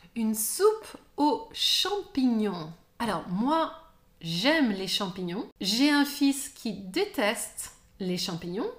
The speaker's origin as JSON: {"language": "French", "country": "France", "said": "je suis française"}